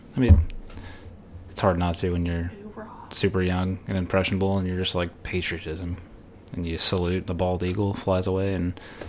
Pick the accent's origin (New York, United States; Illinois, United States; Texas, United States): Texas, United States; Dallas; I was born 1995 in August. I am from Dallas, Texas.